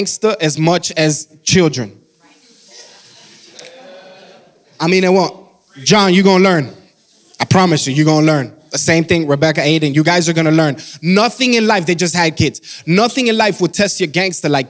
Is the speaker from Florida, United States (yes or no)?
yes; Miami, Florida, United States; moved away as an adult; now in Georgia, United States; I'm from Miami, Florida. We've been here for about 7 years